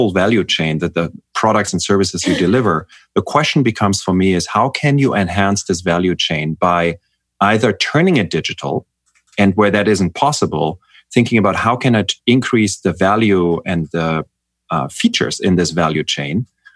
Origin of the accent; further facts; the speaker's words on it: Germany; I'm from Germany